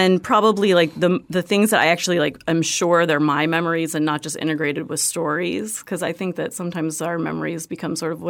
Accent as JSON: {"language": "English", "region": "Florida", "country": "United States", "also_born_or_lived": "Texas", "said": "I say I'm from Florida, and my family lived in Florida, but my mom and dad were relocated to Texas for a very, very short period of time, and I was actually born in Texas."}